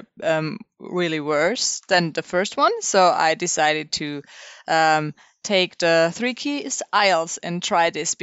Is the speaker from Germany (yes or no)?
yes; Stuttgart, Baden-Württemberg, Germany; English is a second language; I'm from Stuttgart in Germany